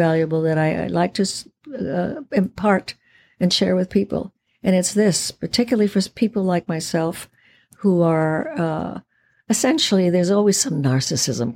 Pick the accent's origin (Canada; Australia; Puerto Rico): Puerto Rico; Puerto Ricans are many colors. We are Spanish. We're French. We're Taino Indian